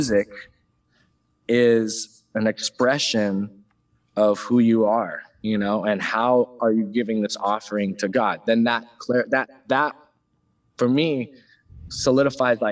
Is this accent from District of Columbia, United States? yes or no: no; San Diego, California, United States; I grew up in San Diego